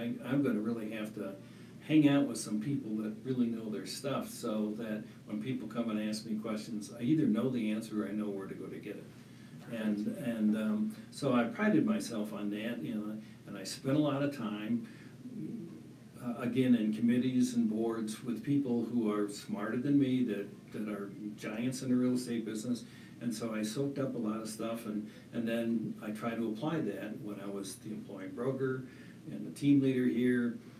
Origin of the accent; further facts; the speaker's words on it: Michigan, United States; moved away; I'm not a native. I'm from Michigan originally. Got out here in the early 80s